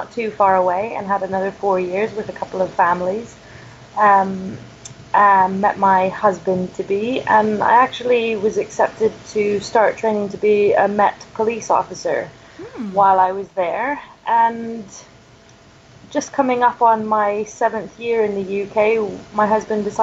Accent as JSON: {"language": "English", "region": "Ontario", "country": "Canada", "tie": "born or raised there", "also_born_or_lived": "Twickenham, United Kingdom", "moved": "as an adult", "said": "I'm Canadian. I'm not from the States. I grew up in a small town in Ontario"}